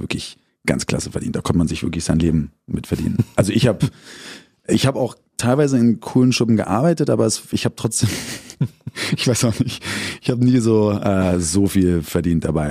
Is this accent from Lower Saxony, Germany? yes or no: no; Berlin, Germany; accent: Berliner; geboren bin ich im Dominikus-Krankenhaus und das zählt, glaube ich, zu Hermsdorf. Und dann äh, nach Frohnau. Die ersten paar Jahre war ich noch in Tegel. Meine Mutter, meine beiden Eltern sind aus Berlin